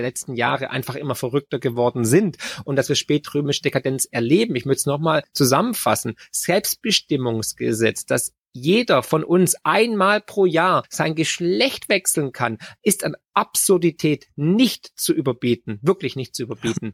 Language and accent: German; Germany